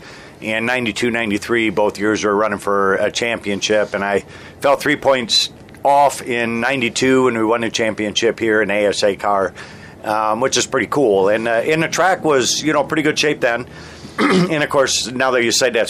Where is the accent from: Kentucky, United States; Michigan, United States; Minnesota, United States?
Michigan, United States; I grew up in Michigan